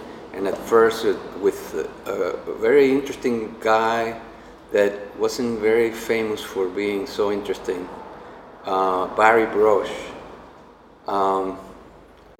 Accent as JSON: {"language": "English", "country": "Venezuela", "moved": "as an adult", "lives_now": "United States", "said": "I'm from Venezuela."}